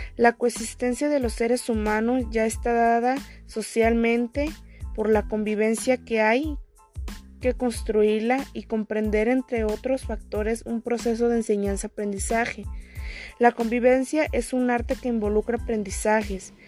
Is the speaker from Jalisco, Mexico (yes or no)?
yes; Oconahua, Jalisco, Mexico; soy de Oconagua